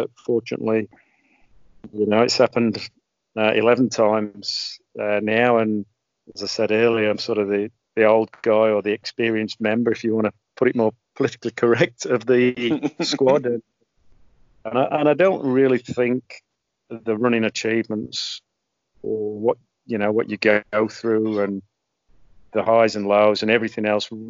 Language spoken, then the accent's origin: English; Australia; accent: mongrel, mixed; So novel to go back there with my mongrel accent representing Australia surrounded by the Poms.